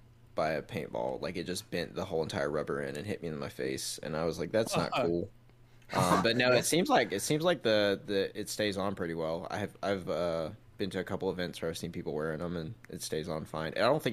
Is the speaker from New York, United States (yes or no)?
no; South Carolina, United States; I'm from South Carolina.